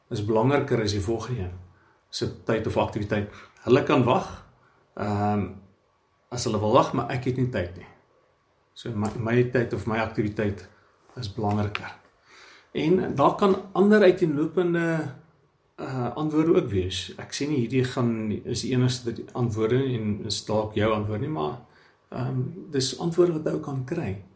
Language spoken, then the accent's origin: Afrikaans; South Africa; ons as blanke Suid-Afrikaners